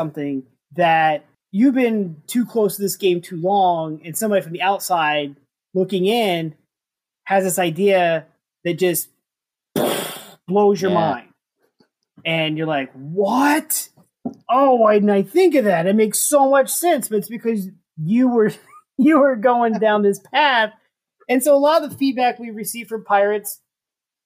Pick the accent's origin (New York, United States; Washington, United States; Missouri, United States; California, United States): Missouri, United States; St. Louis; I'm from St. Louis